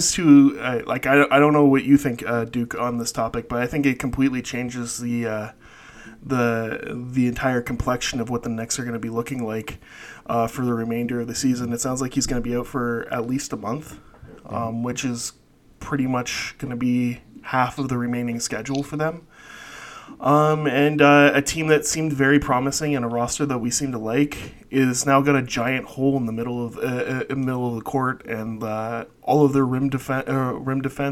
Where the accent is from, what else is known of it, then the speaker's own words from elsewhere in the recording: Canada; I'm Canadian